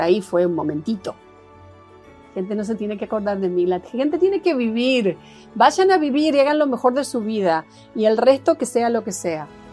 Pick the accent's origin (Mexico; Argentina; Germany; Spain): Argentina; moved away as an adult; also born or lived in Seattle / San Francisco; now in Los Angeles, United States; yo soy argentina y jamás, jamás he negado de dónde vengo